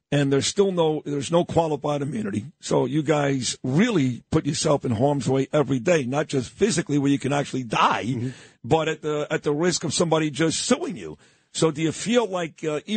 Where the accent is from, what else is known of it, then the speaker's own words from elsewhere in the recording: New York City, New York, United States; I grew up on East 22nd in Quentin